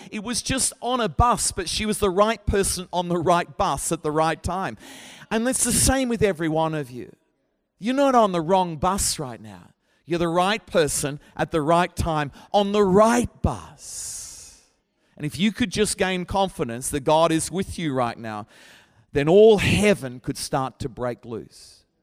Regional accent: Brisbane, Queensland, Australia; moved away as an adult; now in Sheffield, United Kingdom; my hometown is Brisbane

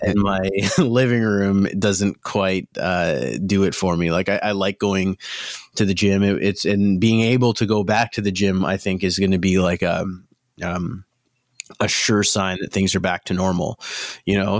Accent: Mississauga, Ontario, Canada; now in Hamilton, Canada; I grew up in Mississauga

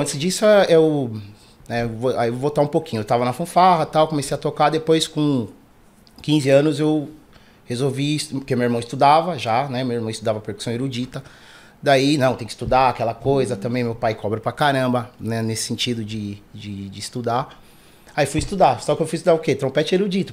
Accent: São Paulo, Brazil; eu sou nascido e criado aqui na Zona Sul, no bairro da Cidade Dutra

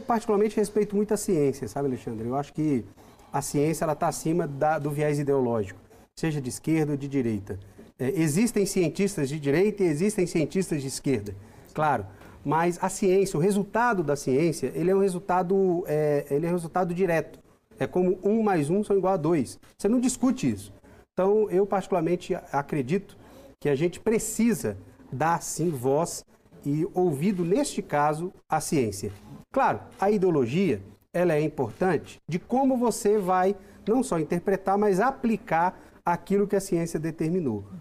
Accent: Brazil; Nós somos brasileiros

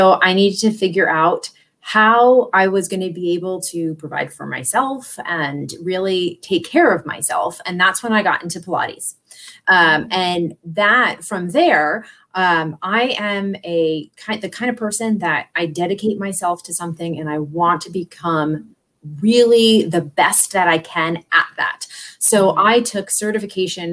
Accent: New York, United States; moved away; I'm originally from New York

